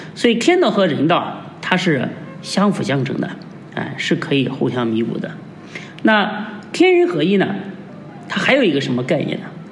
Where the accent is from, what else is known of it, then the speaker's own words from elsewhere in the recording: China; 我们， 呃，中国人